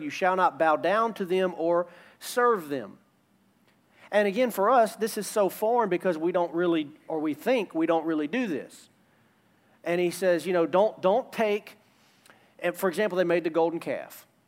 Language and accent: English; United States